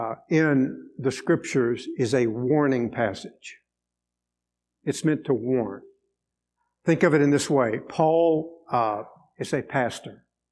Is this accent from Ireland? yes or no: no; Venezuela; I grew up in Venezuela.